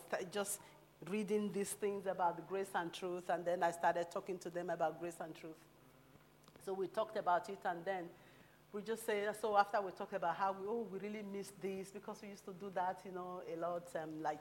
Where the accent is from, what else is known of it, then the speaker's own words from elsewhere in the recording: Nigeria; moved away; also born or lived in London; as a Nigerian person